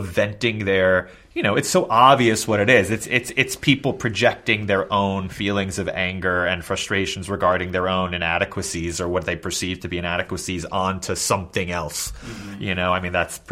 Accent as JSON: {"language": "English", "town": "New York City", "region": "New York", "country": "United States", "tie": "born or raised there", "said": "I grew up in New York City with very liberal parents."}